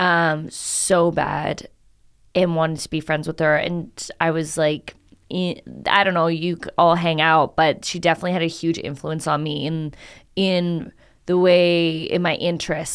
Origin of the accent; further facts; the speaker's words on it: Canada; moved away; I'm Canadian